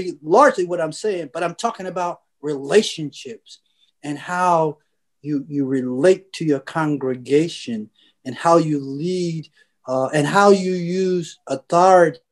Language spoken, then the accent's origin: English; United States; I was from the United States of America